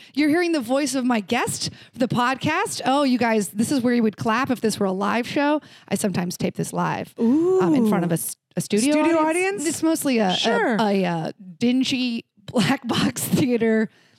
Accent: Orlando, Florida, United States; moved away as an adult; also born or lived in Los Angeles; I grew up in Orlando.

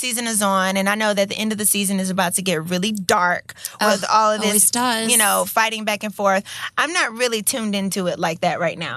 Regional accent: Atlanta, Georgia, United States; I'm from Atlanta

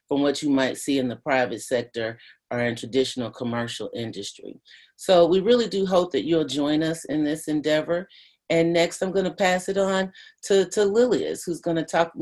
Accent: Louisville, Kentucky, United States; I grew up with in West Louisville

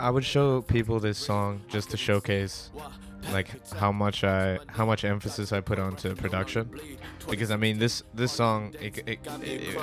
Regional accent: Yokohama, Kanagawa, Japan; I grew up in Yokohama just riding bikes and shooting water pistols

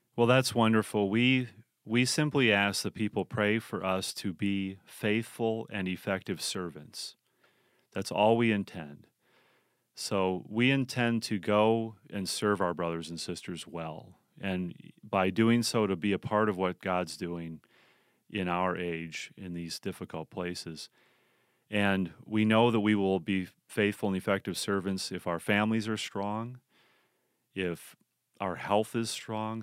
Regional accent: United States; we as American Christians

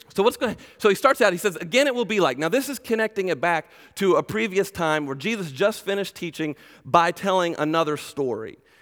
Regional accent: Glen Burnie, Maryland, United States; now in Macedonia, Ohio, United States; originally I was born and raised in Glen Burnie, Maryland, just south of Baltimore, so I'm a Maryland boy

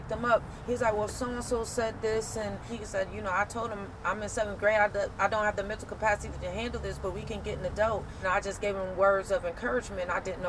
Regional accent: Rochester, New York, United States; from Rochester, New York, and I attend Monroe Community College.

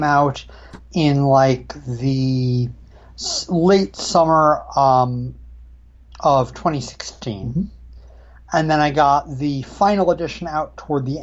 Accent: Western Connecticut, United States; now in Ithaca, United States; I grew up in Western Connecticut, New England area. These days I'm based in lovely Ithaca, New York

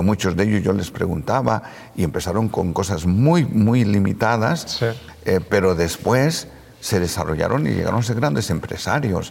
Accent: San Bartolomé Hueyapan, Puebla, Mexico; el templo que se construyó en mi pueblo, en San Bartolomé Hueyapan

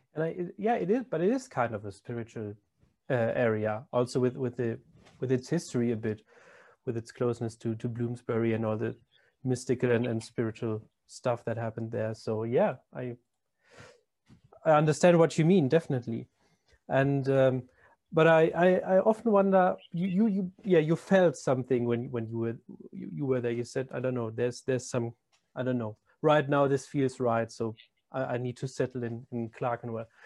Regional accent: Germany; moved away; I'm not a born born Londoner too. I'm I'm from Germany

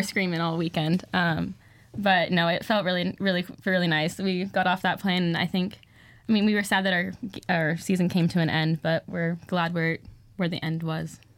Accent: Santa Clarita, California, United States; I'm from Santa Clarita, California.

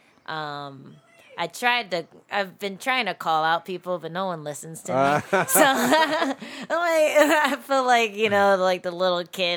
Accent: Maryland, United States; moved away as an adult; now in New York, United States; I'm from Maryland

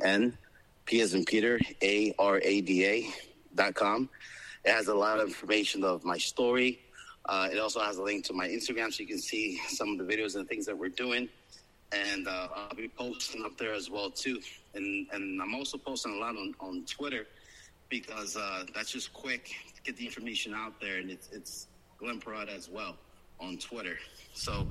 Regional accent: El Salvador; also born or lived in Florida; now in Palm Beach, United States; I was born in El Salvador during the black years, during the war. And we came here, and since we've been here, we've assimilated and embraced American culture.

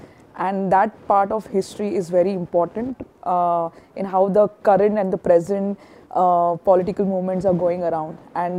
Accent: India; I'm from India

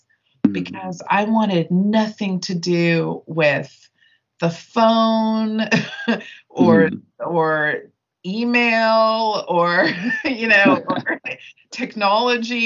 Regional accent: United States; growing up in America

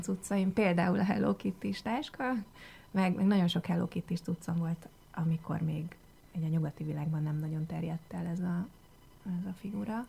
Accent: Hungary; first language Hungarian; én itt születtem, itt jártam iskolában, gyakorlatilag itt szocializálódtam.

